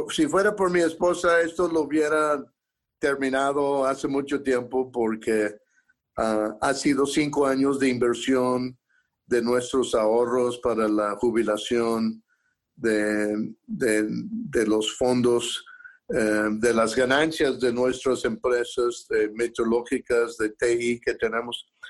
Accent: Durango, Colorado, United States; la pobreza en que yo me crié en Durango, Colorado.

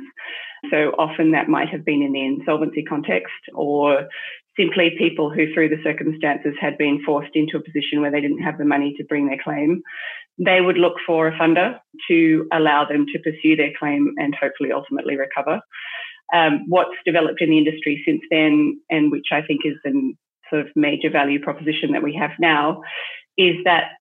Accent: Australia; moved away as an adult; also born or lived in Hong Kong / France / United Kingdom; now in Singapore; I'm Australian initially, and that's where I got my initial qualification.

